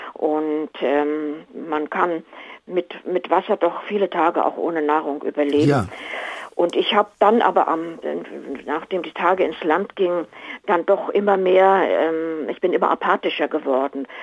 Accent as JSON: {"language": "German", "region": "Lima", "country": "Peru", "tie": "born or raised there", "said": "also ich bin natürlich in Lima aufgewachsen, ich bin ja in Peru geboren"}